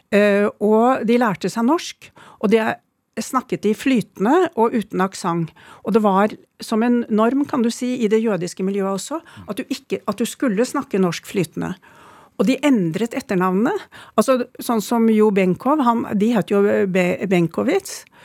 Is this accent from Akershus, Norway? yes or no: no; Oslo, Norway; born or raised there; also born or lived in Sweden